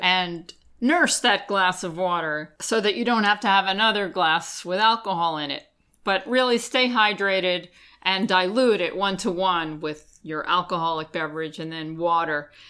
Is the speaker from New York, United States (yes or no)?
yes; Long Island, New York, United States; I grew up on Long Island in an area that had a big Italian community and a lot of Italian bakeries